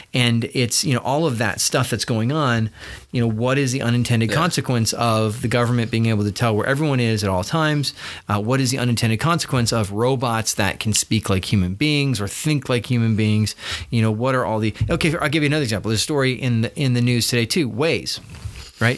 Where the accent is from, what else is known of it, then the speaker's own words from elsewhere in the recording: United States; us as American citizens